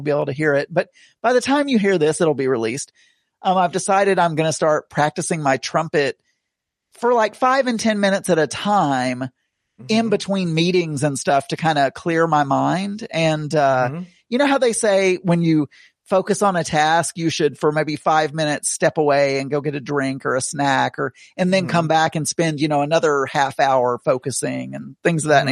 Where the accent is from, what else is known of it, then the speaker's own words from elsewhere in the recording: Tontitown, Arkansas, United States; also born or lived in Rogers, Arkansas; I'm technically from Tawny Town, Tawny Town